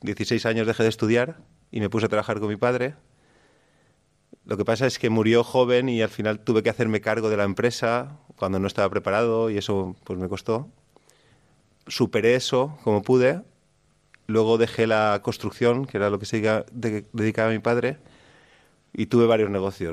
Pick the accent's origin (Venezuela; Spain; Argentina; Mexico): Spain; Canals, Valencian Community; Yo soy de Canals, de un pueblo de 15.000 habitantes. Y nada, toda mi vida me enseñaron la fe